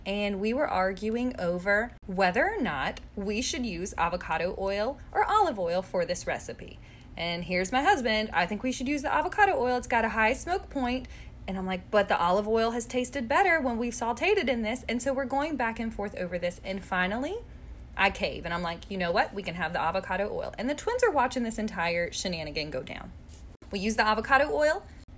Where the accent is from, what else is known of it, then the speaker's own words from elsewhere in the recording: United States; I came from America